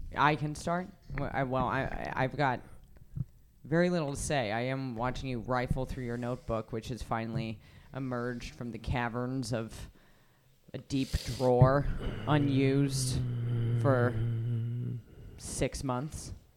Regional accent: Reno, Nevada, United States; I grew up in Reno. I love Reno.

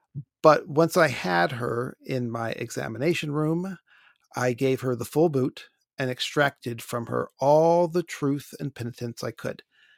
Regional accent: Ohio, United States; now in Austin, United States; I grew up for most of my youth in Ohio. Now I'm in Austin.

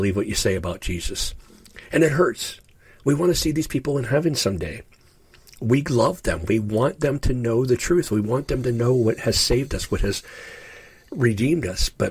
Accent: Ashtabula, Ohio, United States; now in Upper Ohio Valley, United States; I grew up in Ashtabula, Ohio

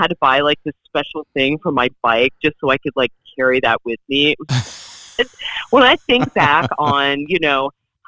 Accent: Virginia, United States; moved away as an adult; also born or lived in Los Angeles, United States; I grew up in Virginia

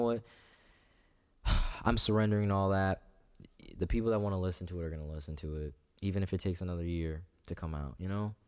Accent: Clinton, Iowa, United States; also born or lived in Tacoma, Washington; I grew up in, uh, D, uh, Clinton, actually

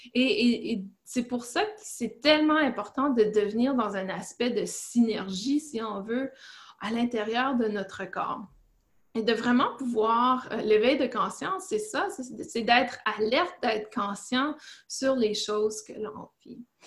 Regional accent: Canada; moved away as an adult; now in Fort Bragg, United States; je suis canadienne

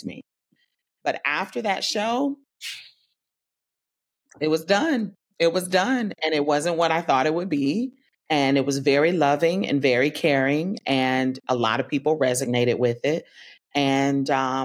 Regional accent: Tallahassee, Florida, United States; I'm from Tallahassee

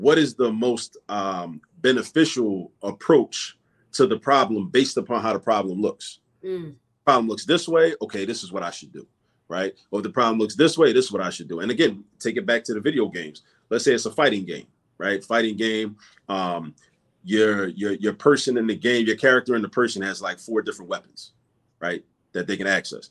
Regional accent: Baltimore, Maryland, United States; moved away as an adult; now in Philadelphia, United States; I grew up in Baltimore, but I've been in Philly for almost the last 20 years.

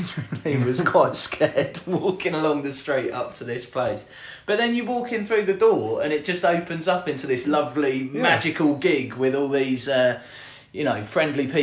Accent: Milton Keynes, South East England, United Kingdom; moved away as an adult; also born or lived in Manchester; Milton Keynes is one of those places, I guess everywhere's the same, where when you're growing up in it, you hate it

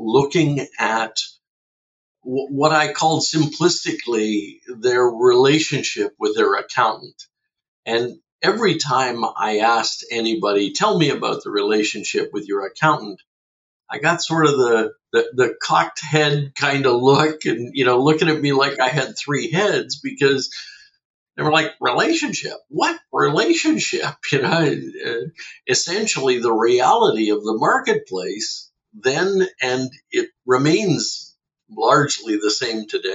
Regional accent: Fredericton, New Brunswick, Canada; now in Oshawa, Canada; I'm originally from Fredericton, New Brunswick, came from the East Coast a whole lot of years ago.

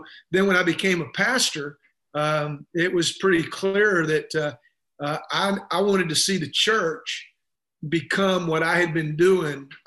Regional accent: the South, United States; I'm from the South, and you know, it's not hard to figure that out by listening to me

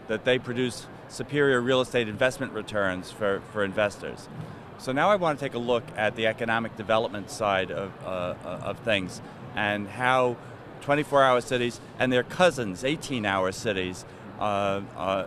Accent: New York, United States; my hometown, New York

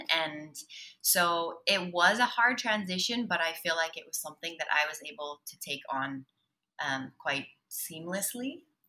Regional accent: Salt Lake City, Utah, United States; I'm from Salt Lake City, Utah.

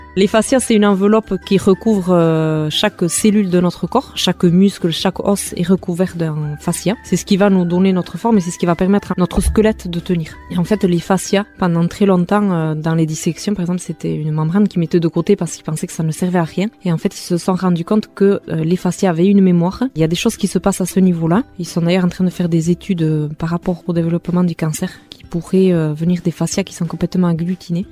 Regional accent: Hasparren, Nouvelle-Aquitaine, France; first language Basque; French is a second language; also born or lived in Mendionde; je suis native d'Asparin, j'ai 41 ans

